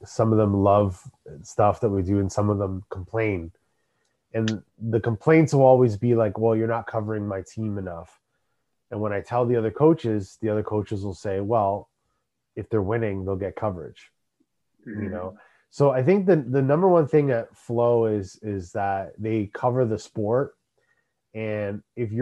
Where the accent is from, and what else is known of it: Canada